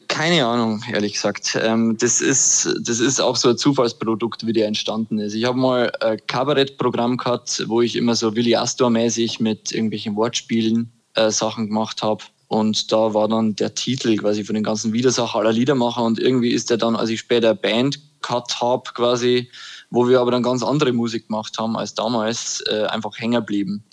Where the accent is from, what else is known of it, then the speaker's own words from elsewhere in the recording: Upper Palatinate, Bavaria, Germany; now in Würzburg, Germany; ich komme aus der Oberpfalz